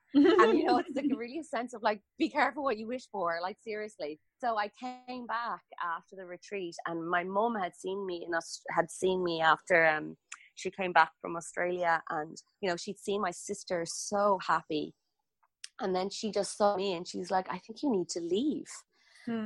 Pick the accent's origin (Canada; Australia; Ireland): Ireland; I grew up in Ireland